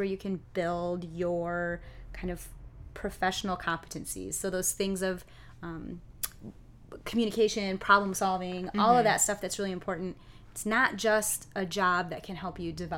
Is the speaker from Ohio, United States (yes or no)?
no; Kalamazoo, Michigan, United States; I grew up here in Kalamazoo, so Western was in my backyard